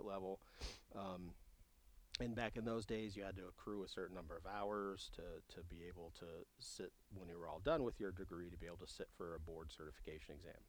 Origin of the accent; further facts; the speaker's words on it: Ohio, United States; moved away; in my home state of Ohio at the time. I was, you know, in high school.